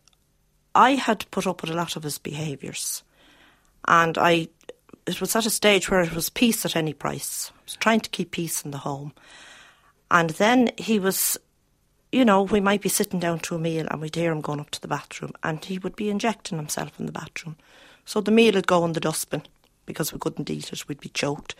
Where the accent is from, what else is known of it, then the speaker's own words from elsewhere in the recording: Dublin, Leinster, Ireland; I grew up in Ballyfermot and I married and have five children